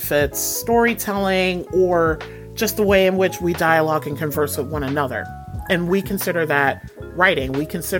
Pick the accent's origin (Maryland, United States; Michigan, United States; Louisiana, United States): Michigan, United States; Detroit; moved away as an adult; now in New England, United States; I'm originally from Detroit, born and raised, what up, though? From the West Side